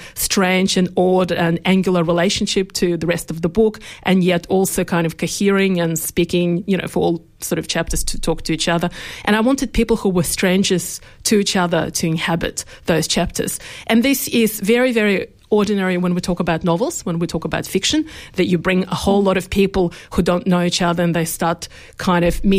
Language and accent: English; Australia; I think I actually want to be thought of as an Australian writer.